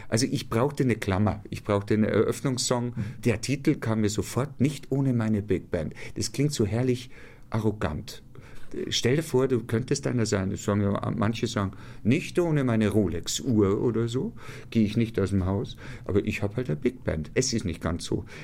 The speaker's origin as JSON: {"language": "German", "town": "Ingolstadt", "region": "Bavaria", "country": "Germany", "tie": "born or raised there", "said": "Ich bin gebürtiger Ingolstädter und ich war, ähm, äh, ich glaube, es ging los mit 15 oder 16, war ich eine Art Edelstatist am Ingolstädter Stadttheater."}